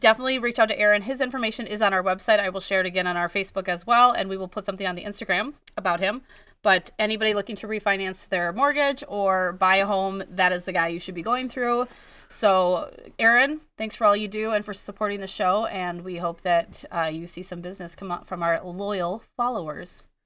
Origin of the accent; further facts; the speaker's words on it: Wisconsin, United States; I'm from Wisconsin